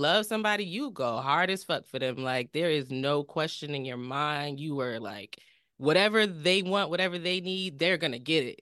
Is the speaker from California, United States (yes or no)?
no; New Jersey, United States; we're from Jersey